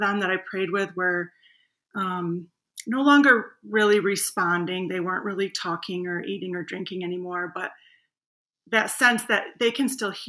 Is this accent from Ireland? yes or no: no; Grand Rapids, Michigan, United States; I grew up in Grand Rapids, Michigan